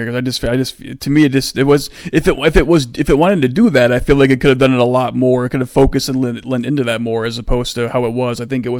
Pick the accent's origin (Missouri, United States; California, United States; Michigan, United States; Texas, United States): Michigan, United States; It's weird how we like apparently have an accent. I know like we're from Michigan, so we have that kind of like. We say fur.